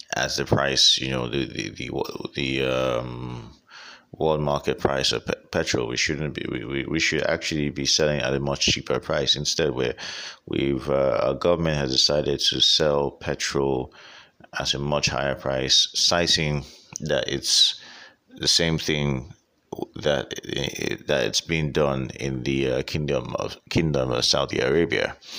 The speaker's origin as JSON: {"language": "English", "country": "Nigeria", "said": "I'm Nigerian and this is where I live"}